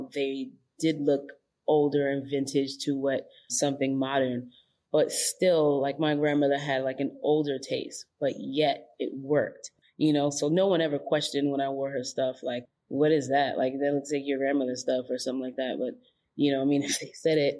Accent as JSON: {"language": "English", "town": "New York City", "region": "New York", "country": "United States", "tie": "born or raised there", "said": "I grew up in the Bronx"}